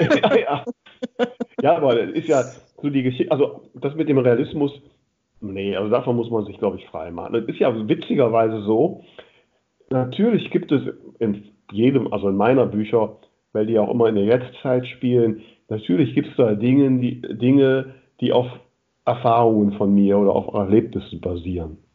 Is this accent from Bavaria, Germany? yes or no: no; Grefrath area, North Rhine-Westphalia, Germany; jetzt ist das auch die Gegend, wo ich groß geworden bin